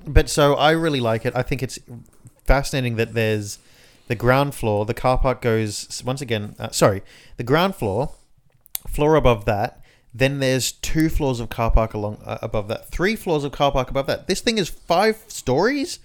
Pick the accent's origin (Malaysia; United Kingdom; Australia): Australia; Inner West, New South Wales; we're from the Inner West